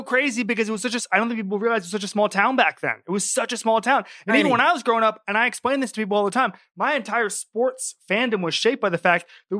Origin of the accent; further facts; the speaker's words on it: Orlando, Florida, United States; moved away as an adult; now in New York, United States; I was born in the late 80s in Orlando.